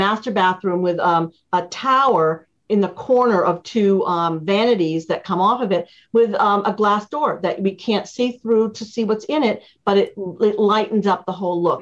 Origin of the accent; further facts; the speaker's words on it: Boston, Massachusetts, United States; moved away; my basement growing up in Boston